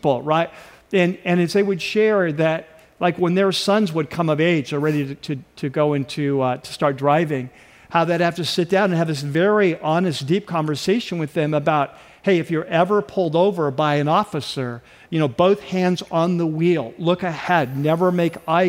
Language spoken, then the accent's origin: English; North San Diego County, California, United States; I grew up in North San Diego County, which was fairly rural at the time